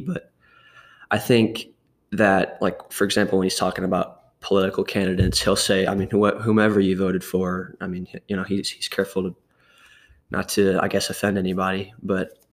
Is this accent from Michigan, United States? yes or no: no; Murfreesboro, Tennessee, United States; also born or lived in Louisiana; I was born here in Tennessee, in Murfreesboro, and when I was three years old, my parents and I moved to Louisiana um, for about six or seven years. And then we moved back here when I was nine or 10